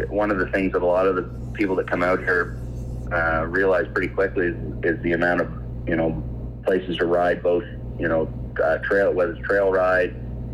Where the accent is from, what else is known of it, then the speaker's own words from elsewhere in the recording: Pugwash, Nova Scotia, Canada; I grew up right here in Pugwash. Born and raised. Never left.